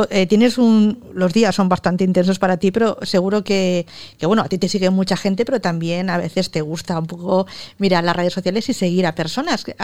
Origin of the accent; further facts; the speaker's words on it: Valencia, Valencian Community, Spain; En Valencia, en septiembre.